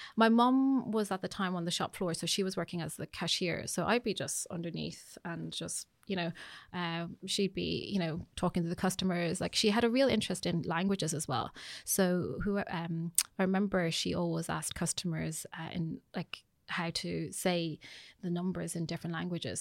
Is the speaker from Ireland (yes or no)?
yes; Ireland; also born or lived in United Kingdom; I would say that I'm pretty Irish. I mean, when I came here, I mean, I started my primary school here.